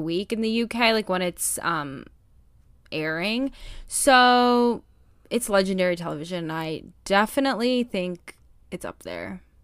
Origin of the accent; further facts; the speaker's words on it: United States; as an American